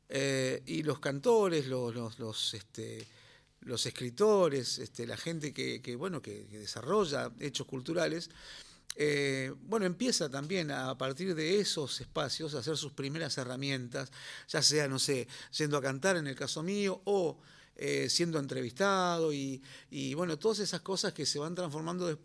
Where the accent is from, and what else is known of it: Río Turbio, Santa Cruz, Argentina; born or raised there